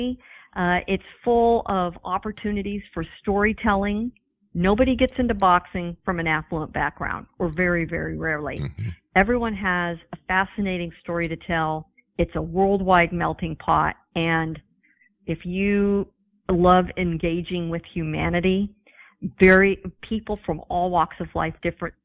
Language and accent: English; San Diego, California, United States; I grew up in San Diego